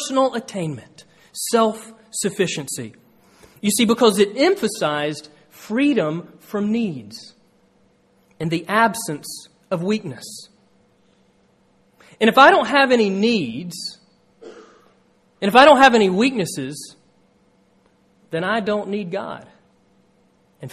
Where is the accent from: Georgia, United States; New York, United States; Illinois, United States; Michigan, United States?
Georgia, United States; moved away; when I was a kid growing up in Georgia